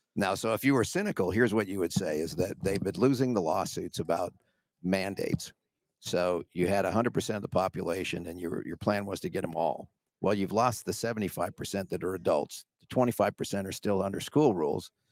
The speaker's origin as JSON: {"language": "English", "region": "Washington", "country": "United States", "tie": "born or raised there", "also_born_or_lived": "California", "said": "I moved from California to Washington"}